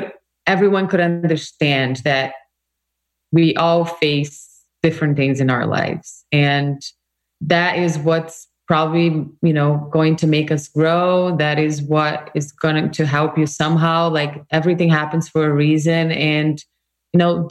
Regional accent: Brazil; moved away as an adult; now in United States; I come from Brazil, a very multicultural country

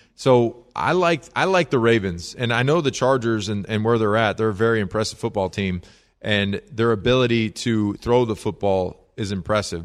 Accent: Chicago, Illinois, United States; growing up in the Chicago area

